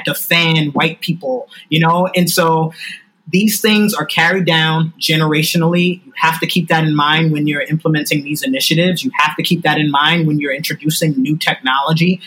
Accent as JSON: {"language": "English", "town": "New York City", "region": "New York", "country": "United States", "said": "I'm from New York City. I live in Brooklyn."}